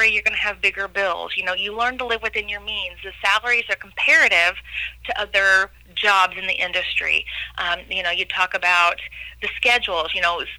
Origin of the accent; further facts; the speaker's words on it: Pinckneyville, Illinois, United States; also born or lived in Du Quoin, Illinois; I'm a hometown girl born and raised in Pinckneyville, Illinois.